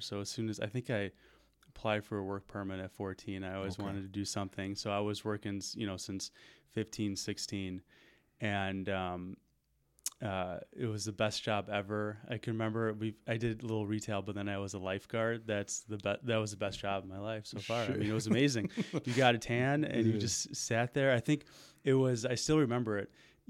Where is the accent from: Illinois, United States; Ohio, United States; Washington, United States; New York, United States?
Illinois, United States; Park Ridge; also born or lived in Des Plaines, Illinois / Winnebago, Illinois; So I grew up in a suburb of Chicago called Park Ridge. Okay. It's pretty much right on the border of the city by O'Hare Airport.